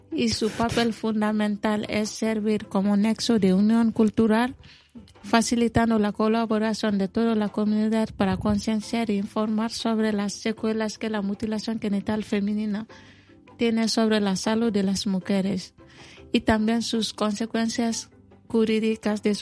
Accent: Mali; Spanish is a second language; now in Spain; soy de Mali

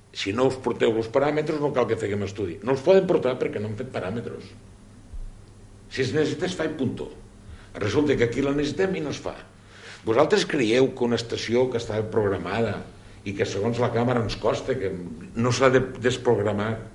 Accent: Vinebre, Catalonia, Spain; jo que sóc, com ja sabeu, de Vinebre i que tenim la central nuclear a un quilòmetre i mig del meu poble

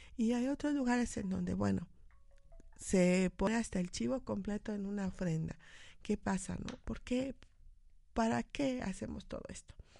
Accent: Mexico; como, mexicanos

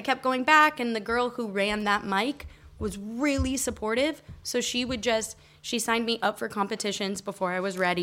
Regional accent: Colorado, United States; moved away as an adult; also born or lived in Texas; now in Barcelona, Spain; I was born in Texas, and mm. I lived most of my life in Colorado, and then I've been in Barcelona for seven years.

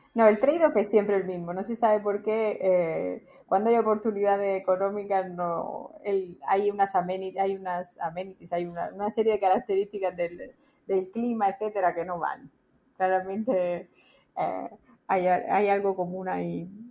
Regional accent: Spain; now in Italy; como los españoles

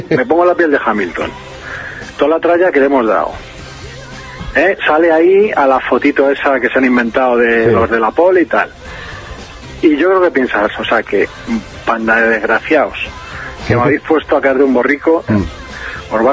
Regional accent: Asturias, Spain; Yo me soy uno de Asturias

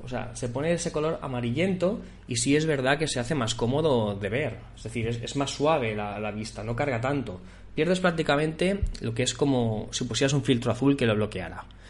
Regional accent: Barcelona, Catalonia, Spain; yo soy de Barcelona

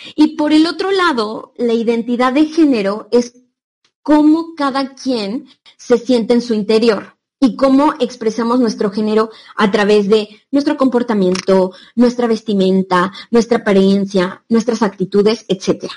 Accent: Mexico; moved away; nosotras que somos de México

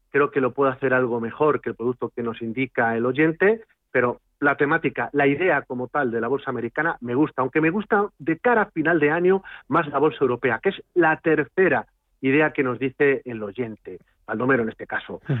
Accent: Castilla-La Mancha, Spain; y no soy gallego, he dicho que soy castellano manchego

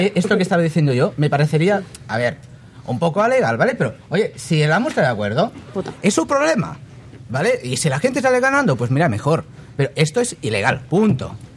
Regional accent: Catalonia, Spain; como catalán

